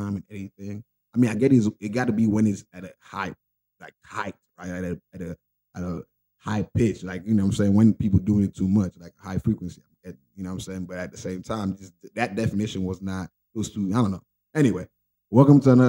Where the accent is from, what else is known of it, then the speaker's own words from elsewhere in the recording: Nigeria; I'm Nigerian